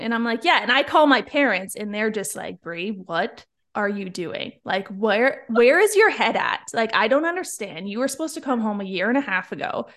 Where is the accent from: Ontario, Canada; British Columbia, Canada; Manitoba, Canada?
Ontario, Canada; Niagara Falls; moved away; I'm from Niagara Falls, Ontario, Canada